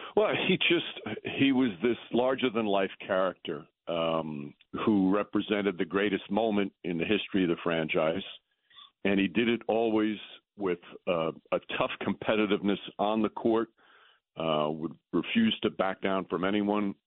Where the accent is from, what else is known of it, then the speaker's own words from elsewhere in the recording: New York, United States; I'm from New York my whole life.